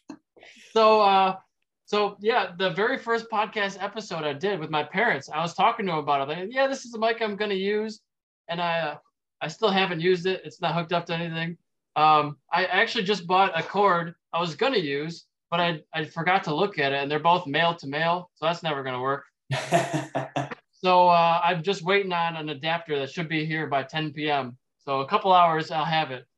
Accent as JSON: {"language": "English", "town": "Dearborn Heights", "region": "Michigan", "country": "United States", "tie": "born or raised there", "also_born_or_lived": "Roseville, Michigan / Pontiac, Michigan", "lives_now": "Sterling Heights, United States", "said": "I grew up in Dearborn Heights, so about 45 minutes away."}